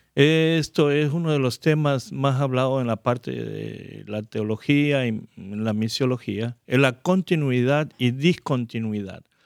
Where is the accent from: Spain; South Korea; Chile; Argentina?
South Korea; now in United States; como inmigrantes que estamos aquí en Estados Unidos, las experiencias que hemos vivido, yo escuché y crecí en Corea